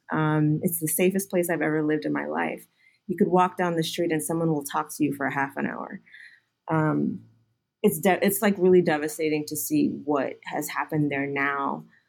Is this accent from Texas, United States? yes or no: yes; Houston, Texas, United States; moved away; also born or lived in New York; I grew up in Houston